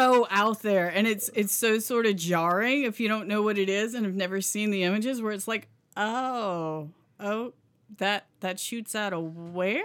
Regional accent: Seagrove, Florida, United States; also born or lived in Panama City Beach; I never said I was from Sea Grove or South Walton

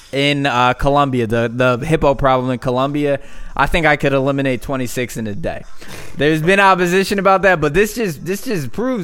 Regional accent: the Poconos, Pennsylvania, United States; I'm from the Poconos

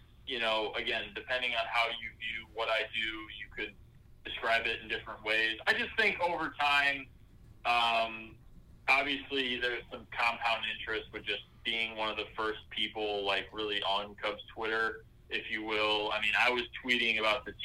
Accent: United States; as an American whose favorite team plays a couple miles from where I live

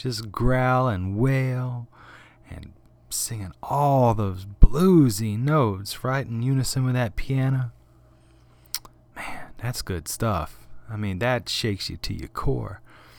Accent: the South, United States; I was born and raised in the South, if you can't tell.

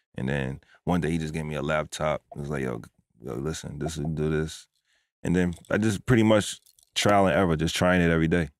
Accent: New York City, New York, United States; moved away as an adult; also born or lived in Roosevelt, Long Island; now in Atlanta, United States; originally from New York. I was born and raised in the Bronx and also in Roosevelt, Long Island

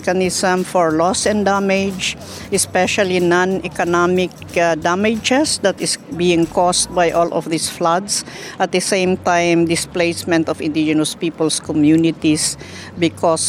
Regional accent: Philippines; I'm from the Philippines. I belong to the Igorot Kankanaoy ethnic group

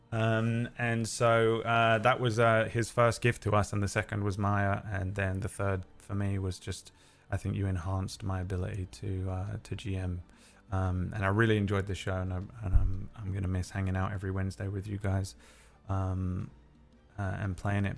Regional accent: London, United Kingdom; accent: London; my natural London accent

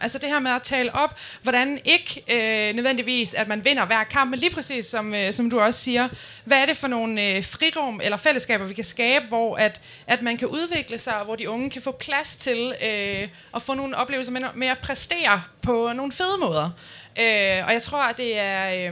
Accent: Nyborg, Southern Denmark, Denmark; moved away as an adult; now in Aarhus, Denmark; jeg skulle flytte fra, fra Nyborg, hvor jeg er fra, øh, til Aarhus

